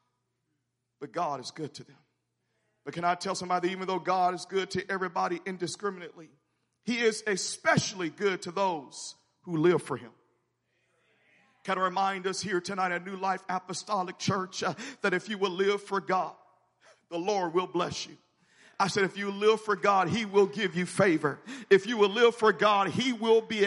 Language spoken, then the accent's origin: English; Memphis, Tennessee, United States; where I grew up in Memphis